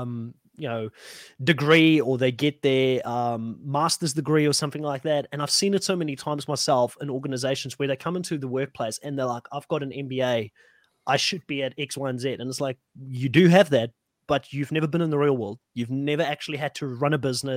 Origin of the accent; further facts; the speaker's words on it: South Africa; I'm from South Africa.